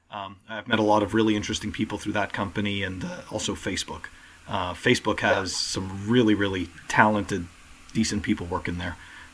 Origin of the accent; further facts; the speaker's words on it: Montreal, Quebec, Canada; moved away; I'm originally from Montreal